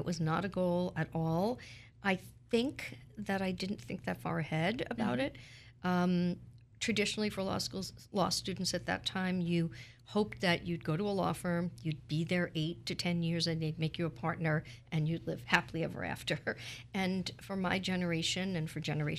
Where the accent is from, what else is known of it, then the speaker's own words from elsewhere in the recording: New York City, New York, United States; moved away as an adult; now in Philadelphia, United States; I grew up in Brooklyn, which is part of New York City